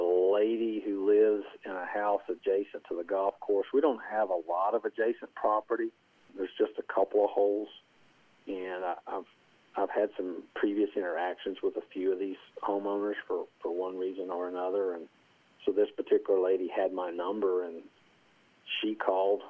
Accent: Castlewood, Virginia, United States; I was born and raised in Castlewood, Virginia

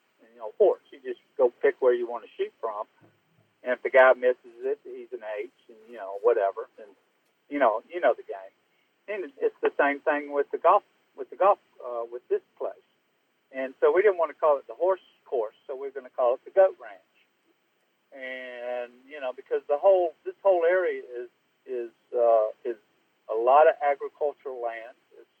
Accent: Augusta, Georgia, United States; I grew up in Augusta

